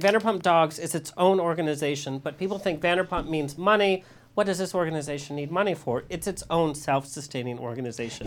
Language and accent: English; Orange County, California, United States; I was born and raised in Orange County